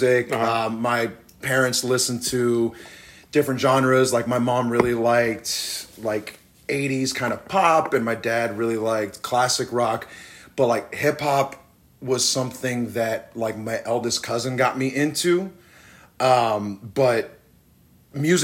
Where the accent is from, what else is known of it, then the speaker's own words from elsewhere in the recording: Riverside, California, United States; I'm from Riverside, California.